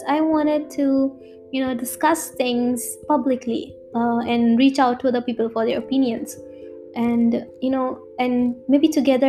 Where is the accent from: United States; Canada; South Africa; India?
India; I'm from India